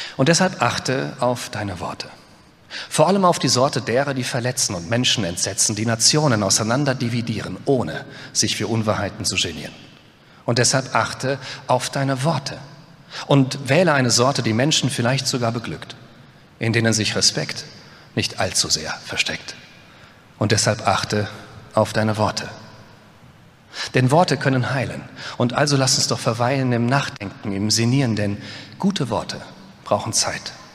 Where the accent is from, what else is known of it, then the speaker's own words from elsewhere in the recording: Westerwald, Rhineland-Palatinate, Germany; ich komme aus dem Westerwald